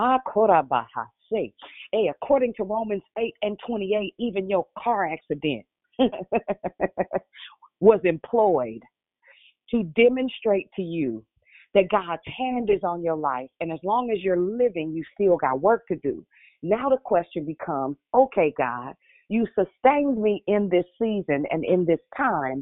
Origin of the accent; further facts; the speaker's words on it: Richmond, United States; I'm from Richmond